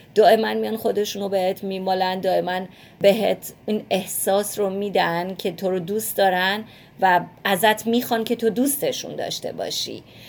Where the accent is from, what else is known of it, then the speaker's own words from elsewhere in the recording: Iran; moved away; همیشه با گربه بزرگ شدیم اونطوری که من یادمه خب مسلما توی ایران شاید نوع نگاه فرق بکنه اما به عنوان یه بچه